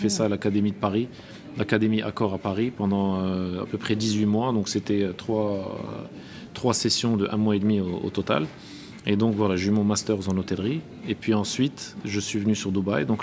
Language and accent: French; Marrakesh, Marrakesh-Safi, Morocco; moved away as an adult; also born or lived in Rabat; oui je suis euh, marocain, donc euh, bon, je suis né au Maroc, à Rabat. J'ai fait mes études à Marrakech, donc au lycée Victor Hugo.